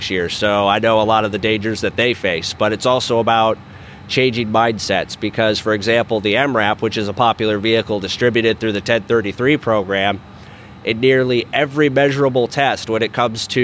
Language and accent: English; about 90 minutes from Colorado Springs, United States; El Paso County, which is where Colorado Springs is, about 90 minutes away from my hometown